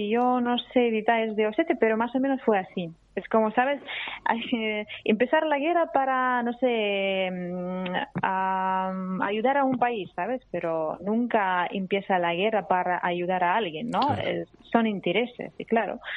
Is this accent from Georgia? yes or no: yes; Abkhazia, Georgia; born there; Sí, yo nací en una familia georgiana, yo nací en Abjasia y soy megriliana, o sea, georgiana megriliana